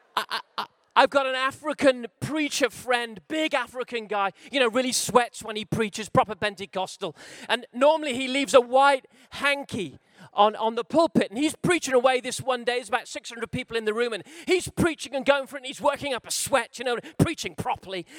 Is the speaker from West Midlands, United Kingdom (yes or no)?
no; Wales, United Kingdom; I'm a Welshman